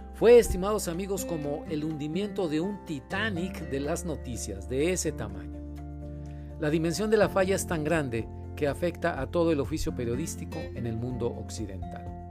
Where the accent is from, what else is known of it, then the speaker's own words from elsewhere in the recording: Monterrey, Nuevo León, Mexico; Yo soy periodista de Monterrey, México.